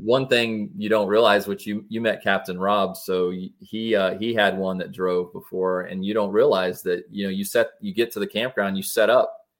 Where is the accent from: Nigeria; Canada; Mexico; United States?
United States; West Pasco, Florida; now in Wesley Chapel, United States; I was born and raised over in West Pasco area